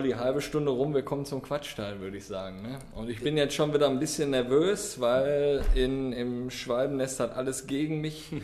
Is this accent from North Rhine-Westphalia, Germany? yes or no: yes; Bochum, North Rhine-Westphalia, Germany; born there; ich muss auch dazu sagen, ich bin in Bochum geboren halt.